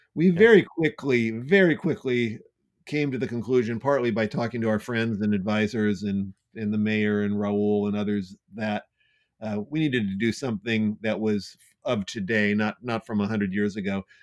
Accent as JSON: {"language": "English", "town": "Santa Clara", "region": "California", "country": "United States", "tie": "born or raised there", "also_born_or_lived": "San Jose / San Francisco", "said": "I was raised in Santa Clara"}